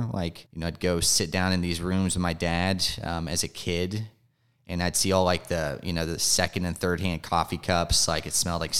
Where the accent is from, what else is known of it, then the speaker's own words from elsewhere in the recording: Marietta, Georgia, United States; I'm a Georgia native. I grew up over in Marietta. Uh, if you're familiar with Cobb County or East